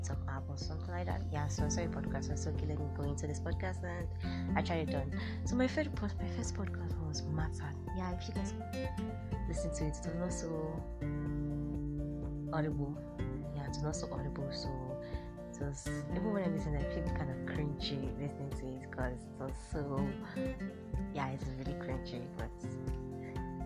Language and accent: English; Nigeria; I'm a Nigerian girl